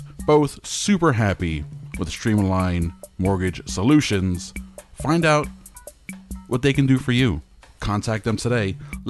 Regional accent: Hialeah, Florida, United States; I grew up in Hialeah.

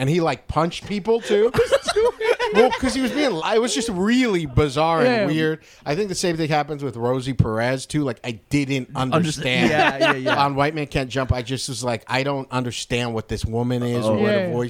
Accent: West Covina, California, United States; I'm from West Covina. We didn't have Puerto Ricans at all.

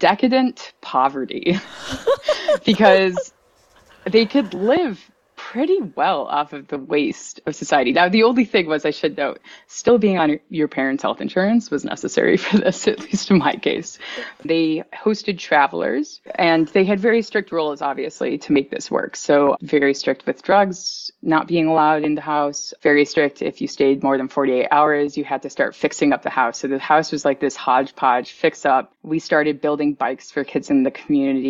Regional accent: Buffalo, New York, United States; I was born in New York City, but grew up in Buffalo, New York

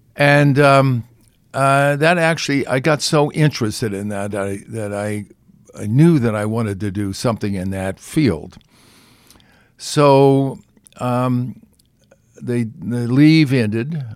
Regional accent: California, United States; I'm from California

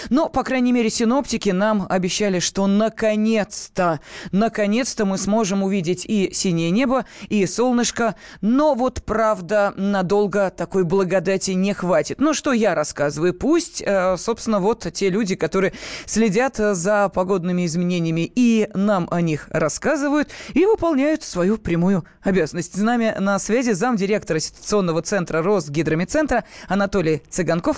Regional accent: Moscow, Russia; мы, москвичи

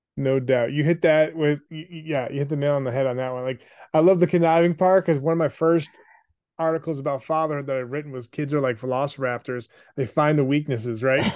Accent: Buffalo, New York, United States; I was the youngest of three, grew up in Buffalo.

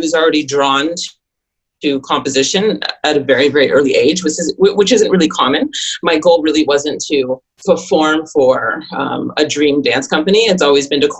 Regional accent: Toronto, Ontario, Canada; moved away as an adult; now in New York City, United States; I'm actually from Toronto, Canada.

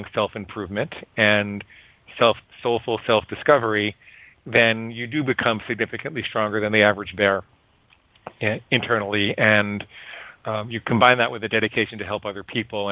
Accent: Great Neck, New York, United States; also born or lived in Stony Brook, New York / Syosset, New York; I grew up in Great Neck.

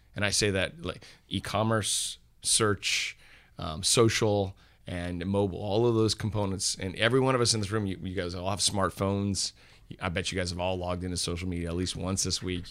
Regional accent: Napa, California, United States; I grew up here in Napa, but I, um, I wasn't from a wine family

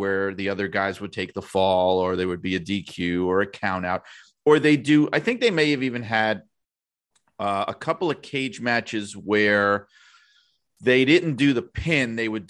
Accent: Indiana, United States; but growing up in Indiana, a huge fan of Dick the Bruiser and of WWA wrestling was Dave Letterman, right?

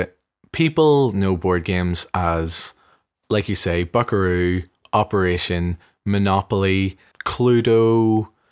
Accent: Belfast, Northern Ireland, United Kingdom; moved away; me growing up in the Armour Road, it feels to me a very progressive place in Belfast

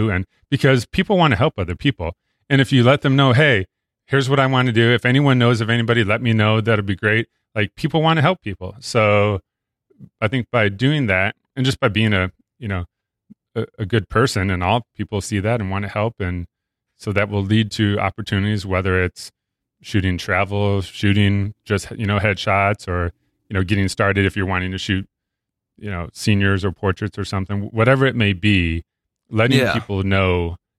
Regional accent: Illinois, United States; And I grew up near Chicago, so big, huge Bears fan, which isn't always a good thing.

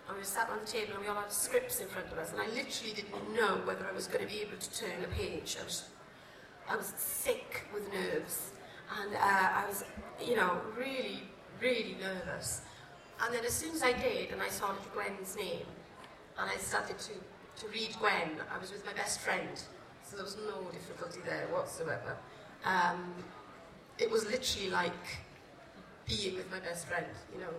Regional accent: Cardiff, Wales, United Kingdom; I'm, you know, I'm Welsh. I'm through and through Welsh, and I love where I'm from.

